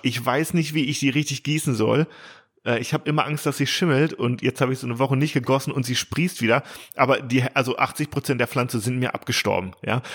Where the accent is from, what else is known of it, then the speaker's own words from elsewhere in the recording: Bielefeld, North Rhine-Westphalia, Germany; für mich als Bielefelder